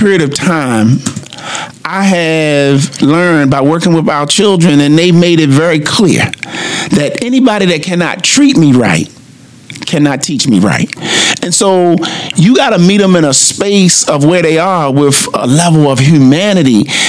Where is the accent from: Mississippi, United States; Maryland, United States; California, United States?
Maryland, United States; Baltimore; One of the things that we have in growing up in Baltimore is that big brother, that feeling that we get by having that big brother.